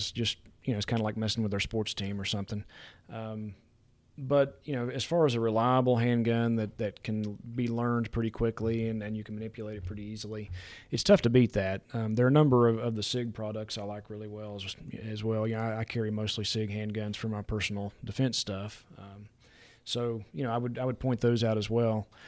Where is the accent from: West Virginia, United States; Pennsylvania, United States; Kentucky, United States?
West Virginia, United States; I got a little spoiled growing up in West Virginia because the turkey hunting was so good there.